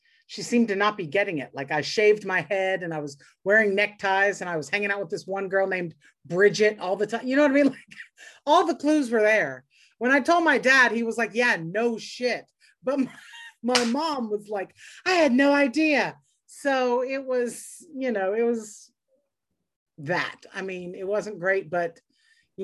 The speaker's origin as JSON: {"language": "English", "town": "Lake Charles", "region": "Louisiana", "country": "United States", "tie": "born or raised there", "said": "I grew up in the Deep South in Louisiana"}